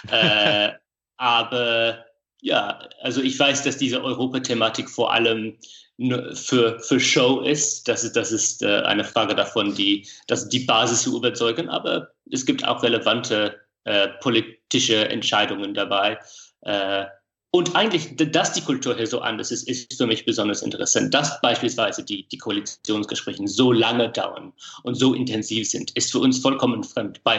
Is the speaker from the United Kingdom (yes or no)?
yes; England, United Kingdom; German is a second language; manchmal finde ich es schön, dass es bei uns in England diese, diese Momente der Zeremonie gibt.